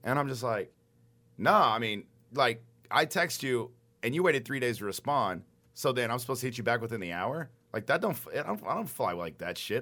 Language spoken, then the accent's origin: English; Garland, Texas, United States; I'm from Garland